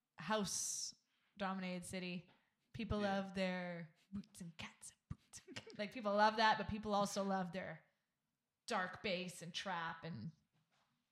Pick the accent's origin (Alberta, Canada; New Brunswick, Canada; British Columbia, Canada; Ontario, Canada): British Columbia, Canada; Vancouver; I'm from Vancouver.